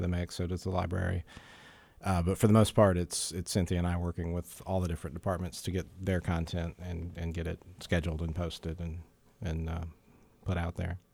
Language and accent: English; Jacksonville, Florida, United States; moved away as an adult; also born or lived in south of Tampa, Florida; I grew up in Jacksonville, Florida, which is a much bigger city